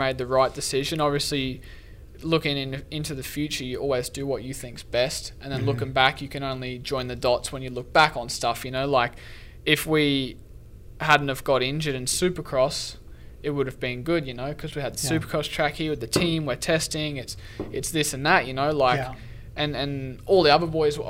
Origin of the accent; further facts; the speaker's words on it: Sunshine Coast, Queensland, Australia; moved away; where I was from in Australia and Sunshine Coast was was pretty humid